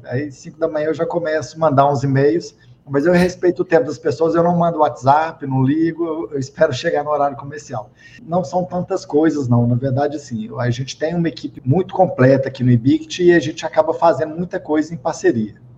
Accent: Minas Gerais, Brazil; accent: mineiro; now in Brasília, Brazil; mas eu não sou daqui, eu sou originário de Minas Gerais, eu ainda tenho um pouquinho de sotaque mineiro

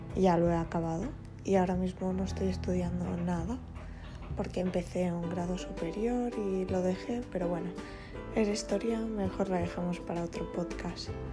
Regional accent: Barcelona, Catalonia, Spain; soy de Barcelona, tengo 18 años y bueno, he estudiado el bachillerato de artes escénicas en Barcelona

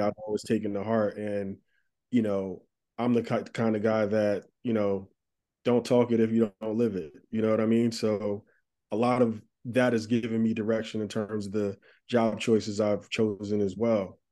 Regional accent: Plainfield, New Jersey, United States; now in Brooklyn, United States; I grew up in Plainfield, New Jersey

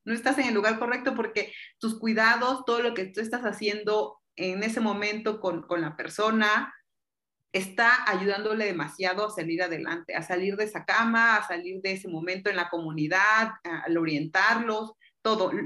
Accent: Mexico; yo soy enfermera mexicana

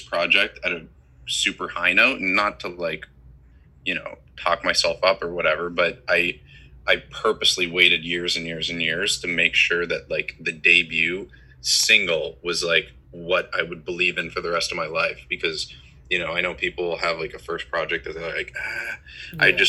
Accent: Toronto, Ontario, Canada; I grew up in Toronto

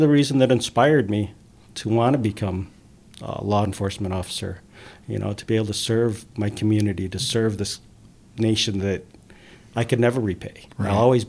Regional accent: Binghamton, New York, United States; when we first came to America and when I was growing up in Binghamton

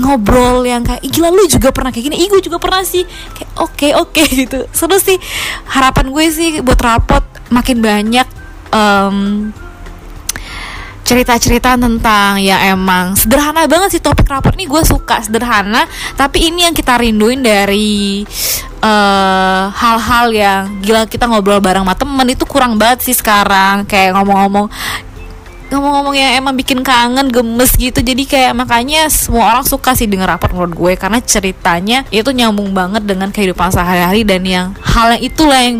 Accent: Jakarta, Indonesia; now in Melbourne, Australia; gue dari Jakarta tapi sekarang tinggal di Melbourne.

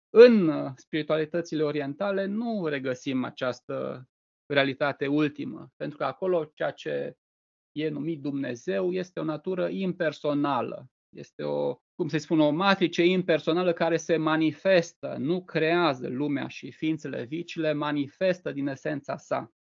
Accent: Reșița, Caraș-Severin County, Romania; eu sunt din Reșița

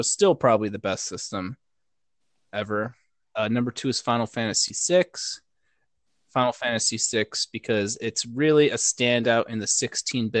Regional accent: West Chicago, Illinois, United States; also born or lived in Wheaton, Illinois; it would be West Chicago before I moved to the greater Wheaton area

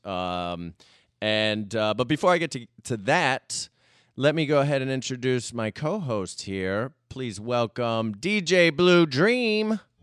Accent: United States; I'm from America

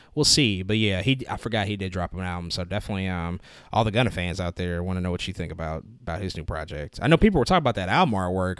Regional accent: St. Louis, Missouri, United States; I'm from Saint Louis

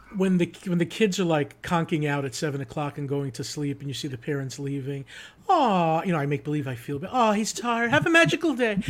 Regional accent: Long Island, New York, United States; now in Orlando, United States; I grew up in New York, Long Island

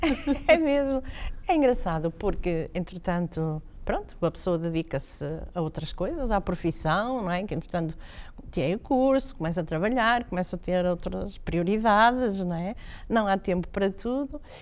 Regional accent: Braga, Norte, Portugal; also born or lived in Guimarães; Eu sou de Braga, o meu pai é de Braga

